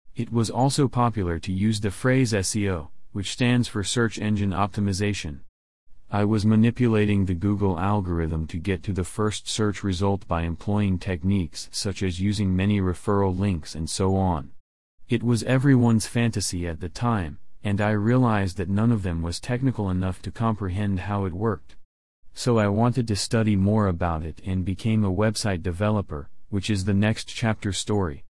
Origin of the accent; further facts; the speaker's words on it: Hong Kong; moved away as an adult; also born or lived in Brisbane, Australia; Some tourists mistook me as a Filipino rather than a Hong Kong resident